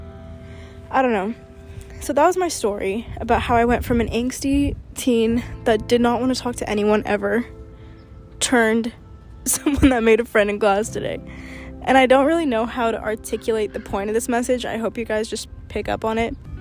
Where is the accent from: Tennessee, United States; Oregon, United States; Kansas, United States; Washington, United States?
Oregon, United States; Portland; moved away; I was from Oregon